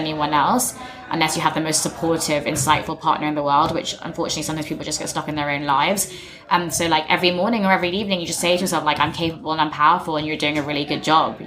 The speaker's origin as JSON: {"language": "English", "region": "England", "country": "United Kingdom", "tie": "born or raised there", "said": "I'm not English, but I grew up in England."}